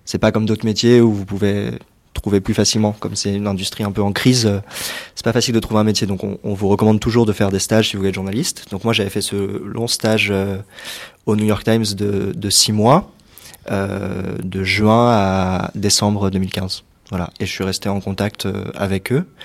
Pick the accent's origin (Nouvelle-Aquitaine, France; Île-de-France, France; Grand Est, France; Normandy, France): Île-de-France, France; j'ai 24 ans, je suis français, je viens de région parisienne